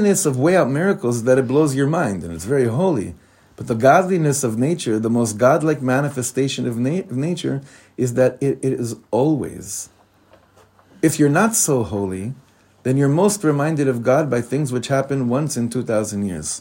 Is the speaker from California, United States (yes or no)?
yes; Beverly Hills, California, United States; moved away; also born or lived in Nachlaot, Jerusalem; I come from Beverly Hills, the son of the cantor.